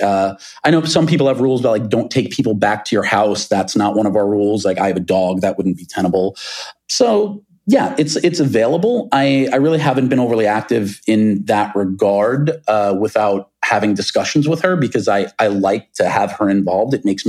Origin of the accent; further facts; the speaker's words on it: New York, United States; Most of the friends with whom I grew up on Long Island, they no longer live in New York City.